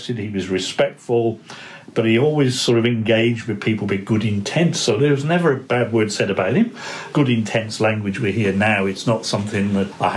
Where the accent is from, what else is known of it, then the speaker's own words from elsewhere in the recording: Shropshire, West Midlands, United Kingdom; moved away as an adult; also born or lived in Zambia / New Zealand; now in Australia; I'm actually English. I grew up in Shropshire, so I'm something of a country boy.